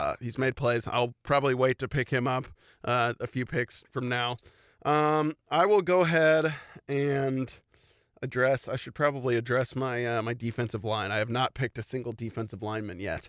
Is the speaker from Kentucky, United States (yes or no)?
yes; Louisville, Kentucky, United States; I grew up in Louisville.